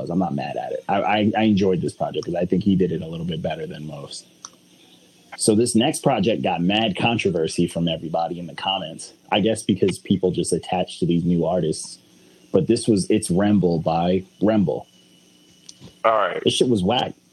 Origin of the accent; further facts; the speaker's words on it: the South, United States; When you grow up like, in a culture. that's I grew up in the South.